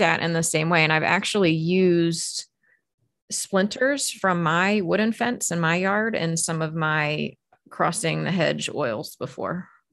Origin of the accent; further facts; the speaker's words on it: Maryland, United States; I grew up in Maryland